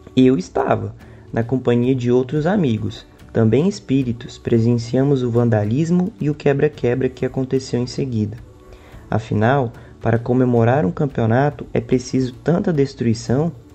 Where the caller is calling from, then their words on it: Goiânia, Goiás, Brazil; eu falo de Goiânia